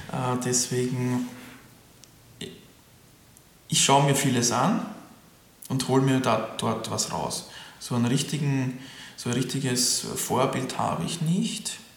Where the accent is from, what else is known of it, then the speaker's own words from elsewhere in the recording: Sweden; German is a second language; now in Germany; weil ich bin ja Quereinsteiger und ich bin sowieso Ausländer als Schwede